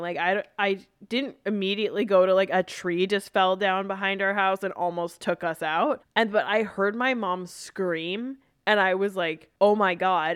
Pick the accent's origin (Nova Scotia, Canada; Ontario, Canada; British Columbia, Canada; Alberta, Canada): British Columbia, Canada; Vancouver; I grew up in Vancouver, still am here